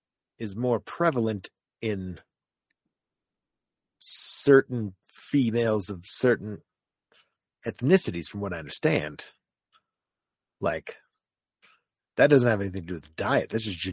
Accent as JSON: {"language": "English", "country": "United States", "said": "it's my God given right as an American"}